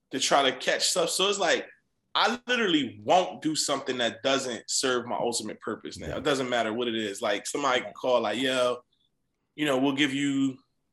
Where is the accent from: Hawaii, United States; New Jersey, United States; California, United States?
New Jersey, United States; Camden; moved away as an adult; I feel like I'm from Camden, New Jersey.